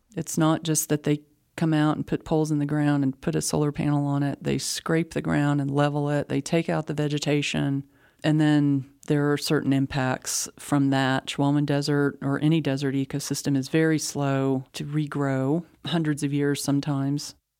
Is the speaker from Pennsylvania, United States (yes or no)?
no; Midland, Texas, United States; now in Austin, United States; I grew up in Midland